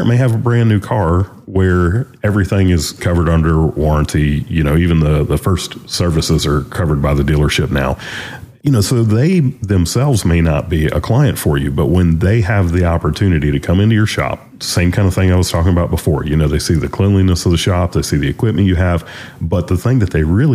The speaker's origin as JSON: {"language": "English", "region": "Louisiana", "country": "United States", "also_born_or_lived": "North Carolina", "moved": "as an adult", "said": "our shop was in North Carolina, but we're from Louisiana. Kim and I, when we got married, we left Louisiana, moved to North Carolina"}